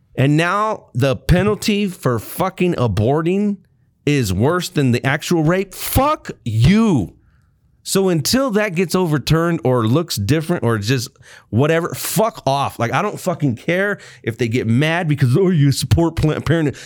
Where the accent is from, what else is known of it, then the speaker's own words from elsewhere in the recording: North Texas, United States; I was born there.